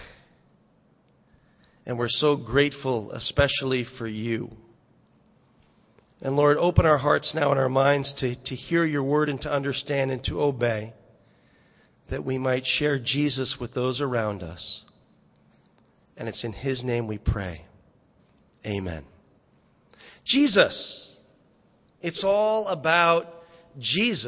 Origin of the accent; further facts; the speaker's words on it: Fairfield County, Connecticut, United States; growing up, I'm from Fairfield County, and we had some money